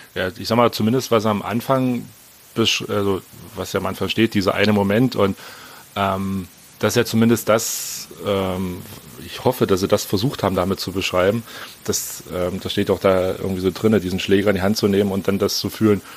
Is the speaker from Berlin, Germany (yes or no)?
yes; Berlin, Germany; bin 42, wie gesagt, bin aus Berlin.